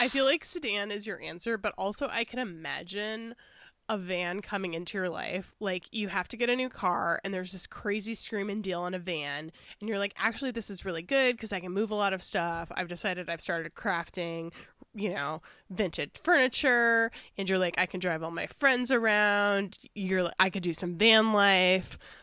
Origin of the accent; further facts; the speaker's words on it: Chicago, Illinois, United States; I'm from Chicago